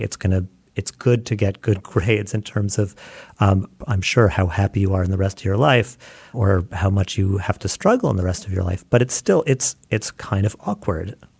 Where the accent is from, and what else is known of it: United States